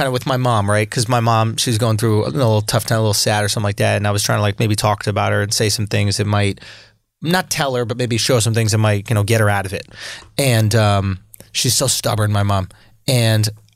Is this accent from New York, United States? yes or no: yes; New York, United States; When I grew up in New York, it is an unnatural and like bad place to grow up in a lot of ways